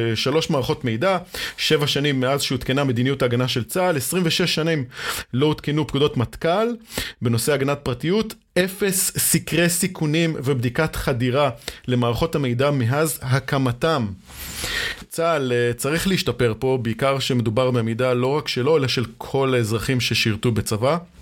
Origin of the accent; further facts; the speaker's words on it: Israel; אצלנו בישראל